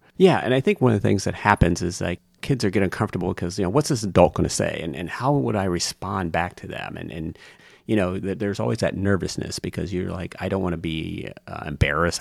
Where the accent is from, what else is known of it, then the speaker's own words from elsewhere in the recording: Lima, Ohio, United States; I grew up in Lima, Ohio